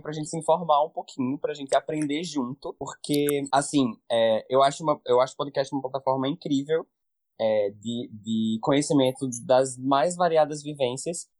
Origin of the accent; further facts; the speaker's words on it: Natal, Rio Grande do Norte, Brazil; eu sou daqui do Natal mesmo